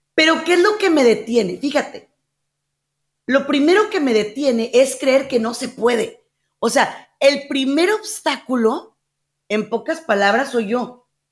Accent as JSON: {"language": "Spanish", "country": "Mexico", "said": "en mi país, en México"}